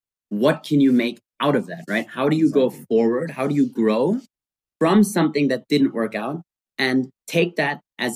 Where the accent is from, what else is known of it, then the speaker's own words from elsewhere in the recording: Austria; we grew up in Austria